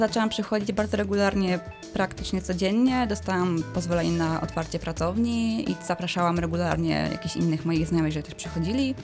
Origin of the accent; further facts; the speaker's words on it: village near Września, Greater Poland, Poland; moved away as an adult; also born or lived in Słupca / Pyzdry; now in Poznań, Poland; wróciłam e, do domu na moją wieś pod Wrześnią